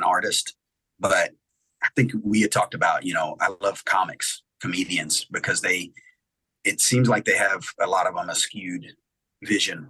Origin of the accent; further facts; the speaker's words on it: Lockhart, Texas, United States; moved away as an adult; now in Valencia, Spain; growing up in Lockhart. The kids have had the run of our neighborhood, like I did here in Lockhart